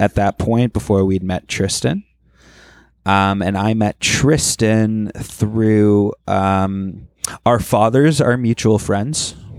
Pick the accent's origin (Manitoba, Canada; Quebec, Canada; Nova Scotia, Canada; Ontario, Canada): Ontario, Canada; Toronto; growing up in Toronto